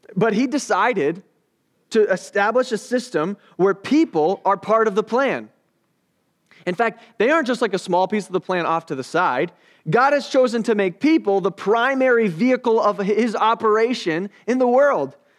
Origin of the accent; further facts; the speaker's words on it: United States; I'm an American.